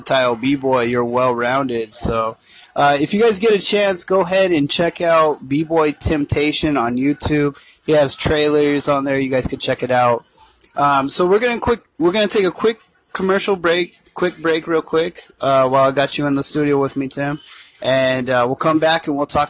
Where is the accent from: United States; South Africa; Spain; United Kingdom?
United States; Tucson, Arizona; growing up in Tucson, Arizona